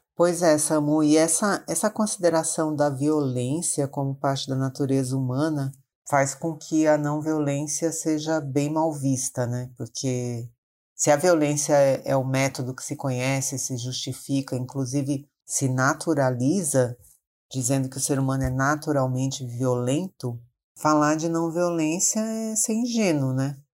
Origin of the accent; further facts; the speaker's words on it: Maranhão, Brazil; now in São Paulo, Brazil; sou do Maranhão, mas moro em São Paulo há muitos anos